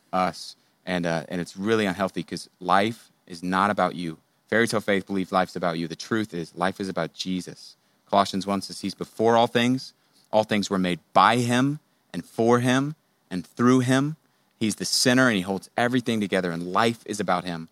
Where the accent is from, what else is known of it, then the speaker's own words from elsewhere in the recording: Houston, Texas, United States; I grew up in Houston